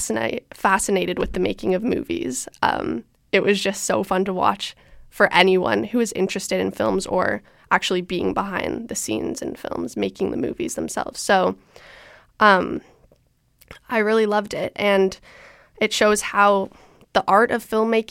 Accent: Toronto, Ontario, Canada; I'm from Toronto.

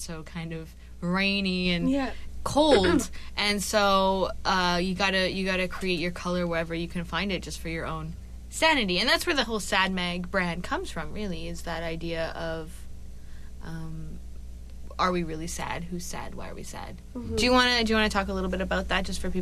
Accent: Vancouver suburbs, British Columbia, Canada; also born or lived in Burnaby; now in Vancouver, Canada; I did live in the suburbs a lot of my kind of high school-y and first couple years of college, and then I kind of moved through Burnaby back to Vancouver

